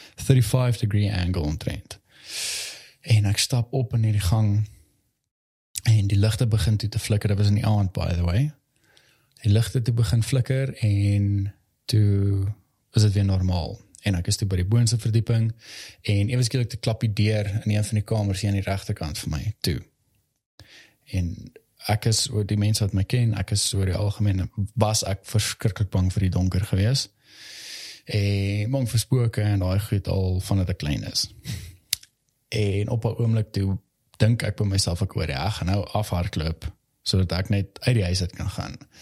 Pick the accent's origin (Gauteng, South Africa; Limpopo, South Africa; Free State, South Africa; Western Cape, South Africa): Gauteng, South Africa; Valhalla; ek het in Valhalla basically groot geword.